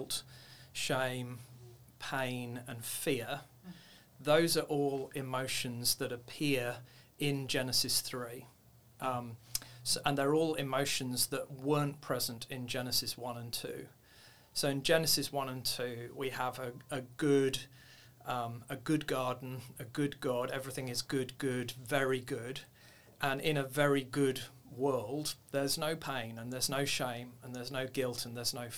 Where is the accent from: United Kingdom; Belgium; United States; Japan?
United Kingdom; moved away as an adult; also born or lived in Nairobi, Kenya; now in Australia; My background originally, you can hear from my accent, from the UK